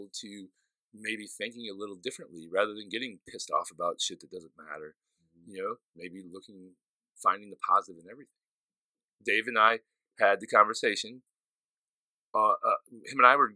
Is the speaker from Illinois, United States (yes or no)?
yes; Southern Illinois, United States; I'm from Southern Illinois